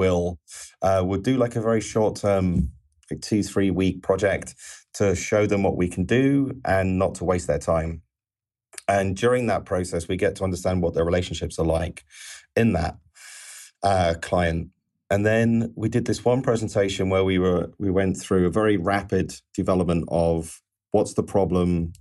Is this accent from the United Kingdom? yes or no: yes; England, United Kingdom; being an Englishman